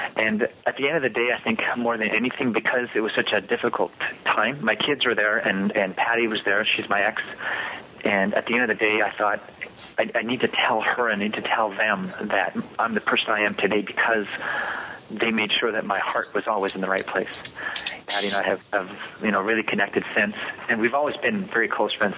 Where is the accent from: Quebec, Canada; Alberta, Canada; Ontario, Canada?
Quebec, Canada; I'm from Quebec